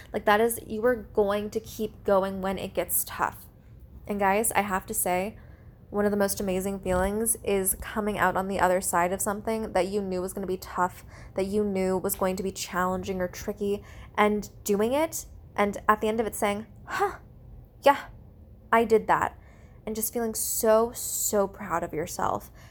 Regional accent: United States; I'm Asian American

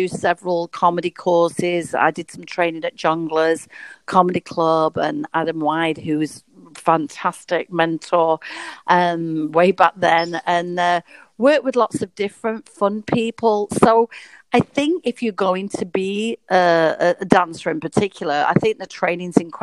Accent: Blackpool, North West England, United Kingdom; I'm from Blackpool, which can be a small town

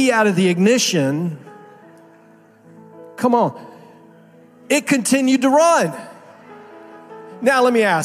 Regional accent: Miami, Florida, United States; moved away as an adult; also born or lived in Naples, Florida; I was pastoring in Naples for 14 years, but I grew up in Miami. And so Miami in South Florida is home for me

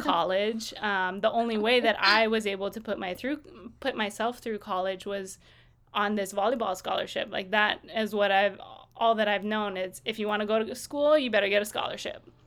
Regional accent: Kaneohe, Hawaii, United States; I grew up in Kaneohe on the island of Oahu

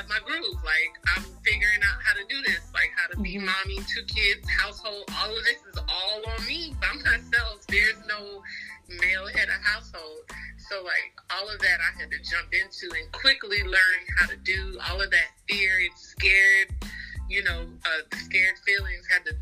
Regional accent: the South, United States; we're from the South

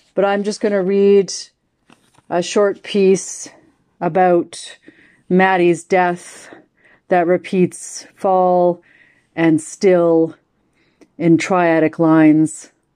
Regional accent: Canada; as a Canadian because our country is, of course, so huge.

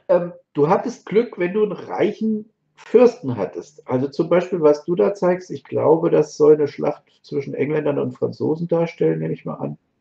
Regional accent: Marburg, Hesse, Germany; ich bin ja aus Marburg

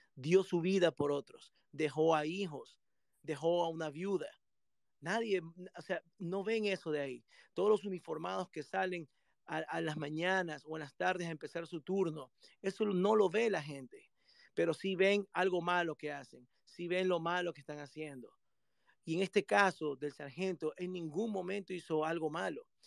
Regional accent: Guayaquil, Guayas, Ecuador; moved away as an adult; now in United States; en Ecuador, en mi país, donde yo nací, guayaquileño

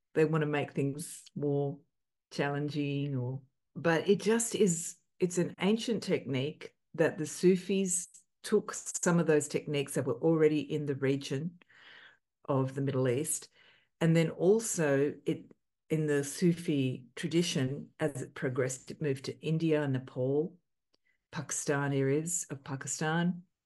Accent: Australia; growing up in Australia, looking like

